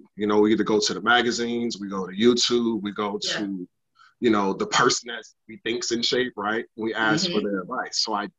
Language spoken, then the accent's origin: English; Bronx, New York, United States; also born or lived in Jacksonville, United States; I was born in Jacksonville, Florida, raised in South Bronx, New York, moved around a lot.